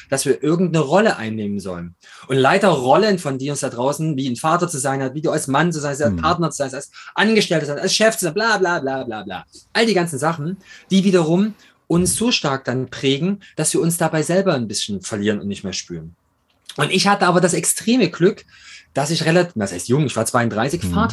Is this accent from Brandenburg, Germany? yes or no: no; Chemnitz, Saxony, Germany; born there; accent: East German; now in Munich, Germany; bin nach München gezogen, bin, man hört es am Akzent, bin eigentlich Ossi, komme aus der Stadt mit 3O, Kormorgstedt und äh, bin da geboren. Mittlerweile heißt es wieder Chemnitz.